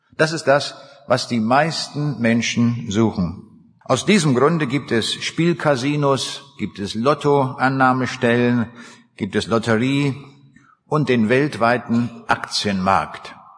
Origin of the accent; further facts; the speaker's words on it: Braunschweig, Lower Saxony, Germany; Ich komme aus der Stadt Braunschweig